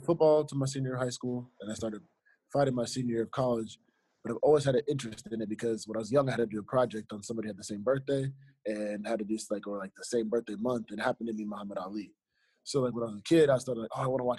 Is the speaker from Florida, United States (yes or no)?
yes; Fort Lauderdale, Florida, United States; I was born in Fort Lauderdale, Florida